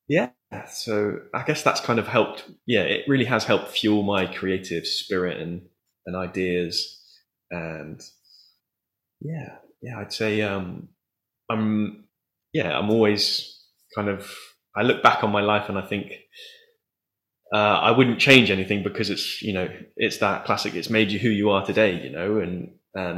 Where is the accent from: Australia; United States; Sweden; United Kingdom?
United Kingdom; Taunton, South West England; I'd moved back to my hometown, Taunton